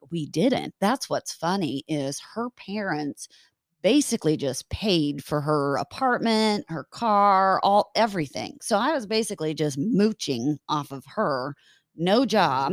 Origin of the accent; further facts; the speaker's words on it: Lincoln, Nebraska, United States; moved away; I was born in Lincoln, Nebraska